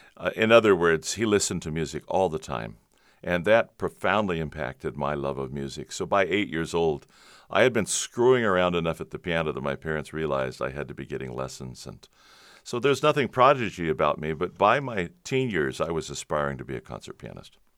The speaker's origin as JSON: {"language": "English", "town": "Covina", "region": "California", "country": "United States", "tie": "born or raised there", "said": "Southern California, San Gabriel Valley. Grew up in Covina"}